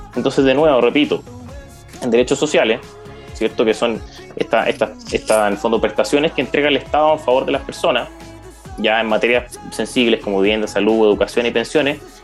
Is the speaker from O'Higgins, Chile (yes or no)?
yes; San Fernando, O'Higgins, Chile; moved away as an adult; now in Santiago, Chile; no soy de Santiago, eh, soy de la sexta región, ya en San Fernando. Estudié el jardín infantil y el colegio ahí.